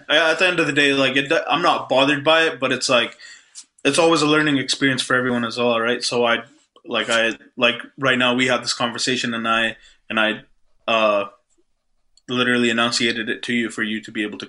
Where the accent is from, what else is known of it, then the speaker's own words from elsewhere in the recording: Calgary, Alberta, Canada; first language Punjabi; English is a second language; Obviously, I'm born and raised in Canada, right? So that's just what my background is. But living in a brown household where my parents are born and raised in India, and they moved here at a young age of like around 18 and stuff.